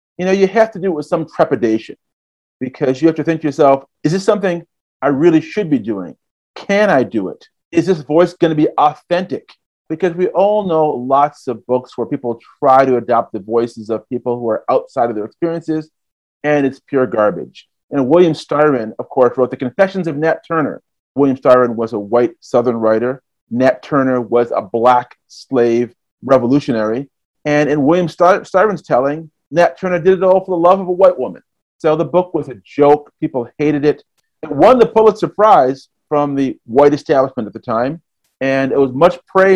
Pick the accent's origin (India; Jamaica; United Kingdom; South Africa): Jamaica; Kingston; I was born in Kingston, Jamaica